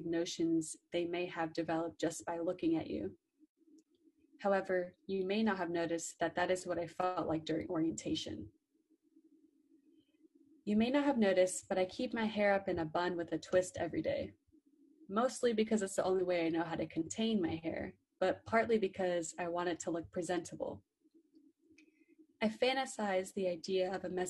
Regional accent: Orlando, Florida, United States; I'm originally from Orlando, Florida

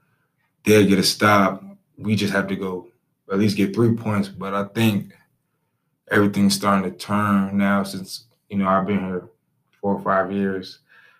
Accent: Peoria, Illinois, United States; moved away; I'm from Peoria, Illinois

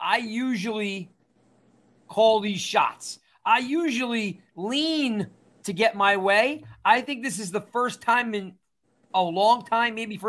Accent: New Jersey, United States; Yes, I am from New Jersey

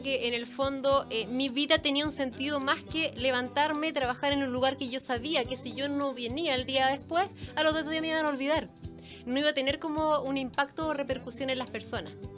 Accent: Concepción, Biobío, Chile; moved away as an adult; now in Santiago, Chile; yo soy oriunda de Concepción. Vivo hace 10 años acá en Santiago.

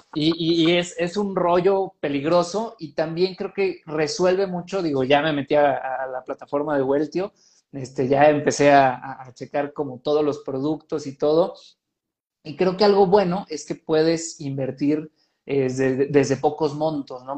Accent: Mexico; nosotros como mexicanos

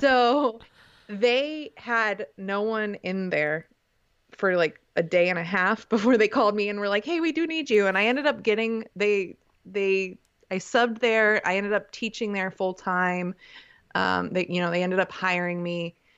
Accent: Canton, Ohio, United States; moved away as an adult; also born or lived in Kent, Ohio; now in Denton, United States; I grew up in Canton, mo, you know, studied in Kent, at Kent State

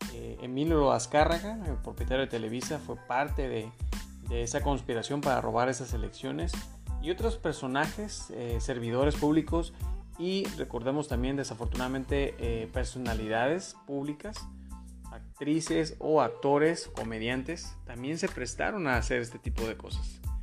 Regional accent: Mexico

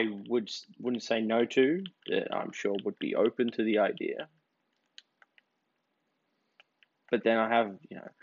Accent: Australia; as an Australian, as someone whose ancestors were shipped over here because they were convicts

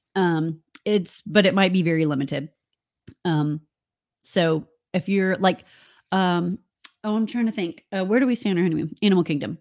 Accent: United States; moved away; also born or lived in Central Florida; we're from Alabama and Georgia, where tornadoes come

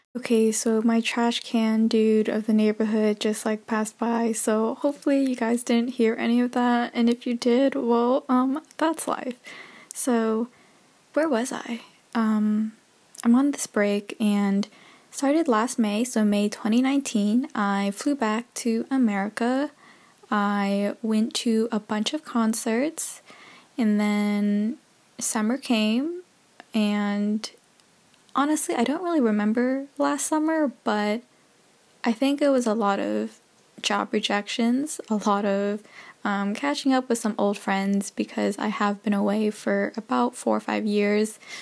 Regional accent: United States; moved away as an adult; also born or lived in Canada; now in Texas, United States; originally I'm from the States.

